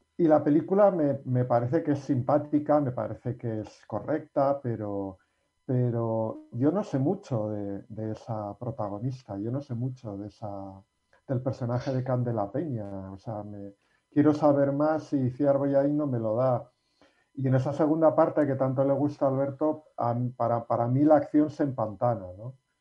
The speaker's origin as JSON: {"language": "Spanish", "region": "Basque Country", "country": "Spain", "said": "los que somos vascos"}